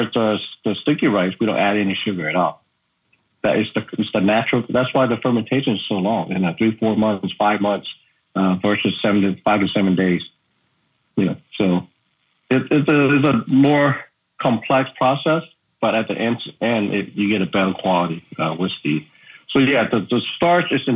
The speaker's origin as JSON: {"language": "English", "country": "Laos", "moved": "yes", "lives_now": "Maryland, United States", "said": "growing up, when people asked me where I'm from, I would say I'm from Laos"}